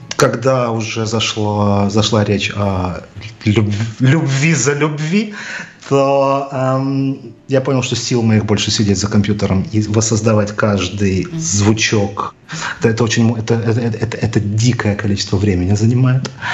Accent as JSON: {"language": "Russian", "town": "Odesa", "region": "Odesa Oblast", "country": "Ukraine", "tie": "born or raised there", "said": "я рос практически на Одесской киностудии"}